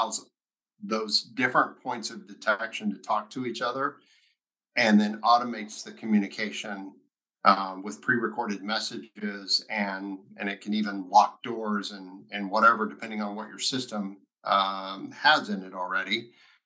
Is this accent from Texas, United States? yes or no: yes; Lubbock, Texas, United States; born and raised Texan, grew up in Lubbock, graduated from high school there